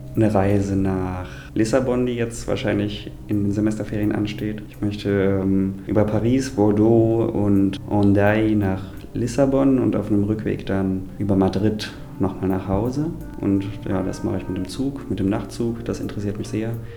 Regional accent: Rhineland-Palatinate, Germany; moved away as an adult; now in Berlin, Germany; Da ich ja auch in meinem Heimatbundesland in so einem Beirat bin

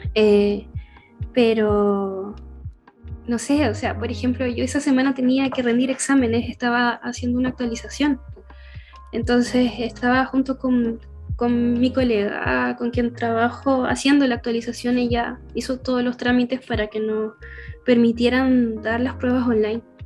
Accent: Curicó, Maule, Chile; somos de Curicó

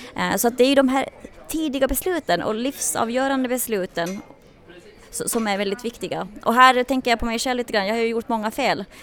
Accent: Finland; moved away as an adult; now in Sweden; Nu kommer jag själv från Finland från början och jag kände av den väldigt tydligt när jag flyttade efter gymnasiet till Sverige.

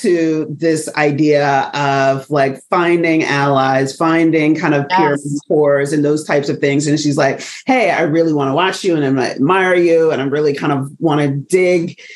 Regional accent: United States; accent: African-American Vernacular English; first language African-American Vernacular English; I'm going to use AAVE, African-American Vernacular English, for folks that don't know that acronym, because that is my first language

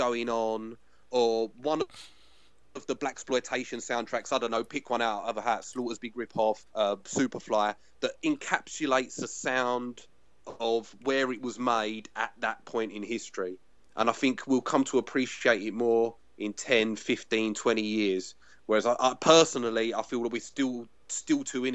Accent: England, United Kingdom; I'm an English guy

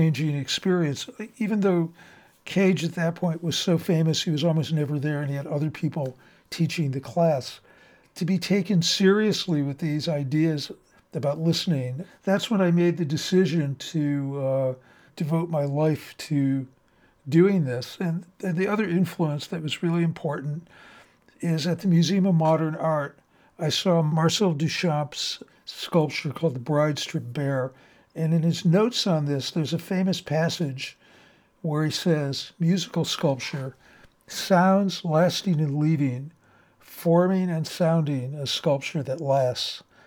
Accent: Cleveland, Ohio, United States; I grew up in Cleveland, within walking distance to the Cleveland Orchestra

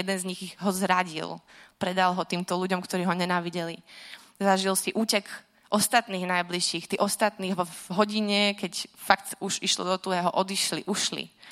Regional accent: Slovakia; moved away as an adult; Vyrastala som teda na Slovensku

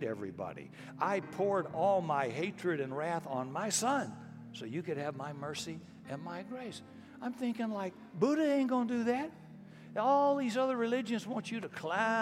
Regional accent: Texas, United States; being Texan

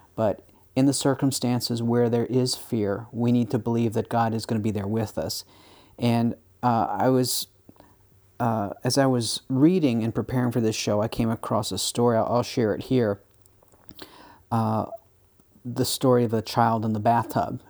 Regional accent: United States; as an American

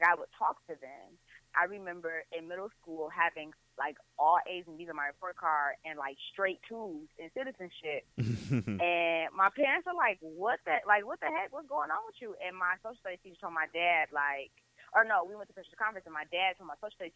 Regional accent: Detroit, Michigan, United States; I am from Detroit, west side of Detroit

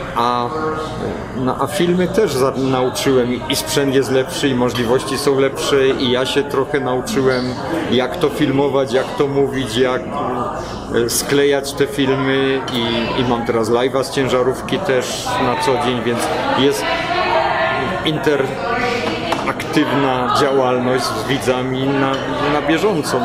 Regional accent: Poland; now in United States; ja wyjechałem z Polski

